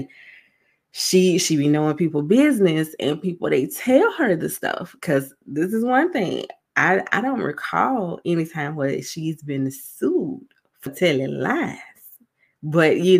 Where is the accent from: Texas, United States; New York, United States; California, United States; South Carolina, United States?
South Carolina, United States; I'm from South Carolina.